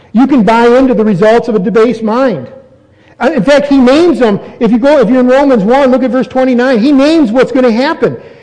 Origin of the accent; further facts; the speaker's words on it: United States; I'm American. I'm not going to give up my citizenship.